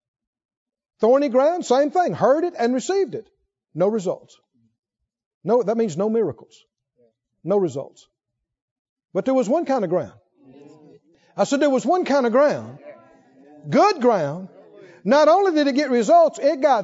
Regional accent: Mississippi, United States; I come from Mississippi

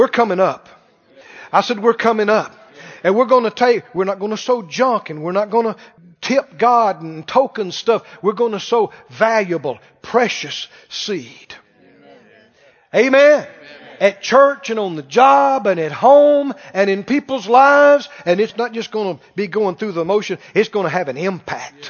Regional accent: Mississippi, United States; moved away as an adult; I was from Mississippi in the country

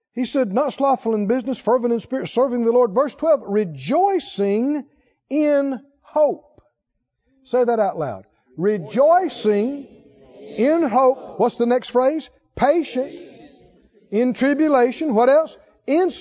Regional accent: rural Mississippi, United States; when I was a little boy, growing up in Mississippi, rural Mississippi

